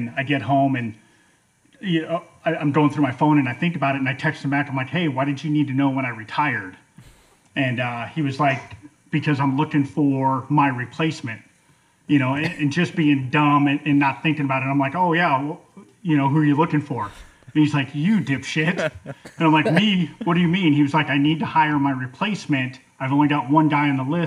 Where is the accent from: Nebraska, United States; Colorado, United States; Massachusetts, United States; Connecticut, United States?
Colorado, United States; Denver; moved away as an adult; also born or lived in North Carolina / Georgia / Texas; now in Alaska, United States; I was born and raised in Denver, Colorado, left for the Army when I was 18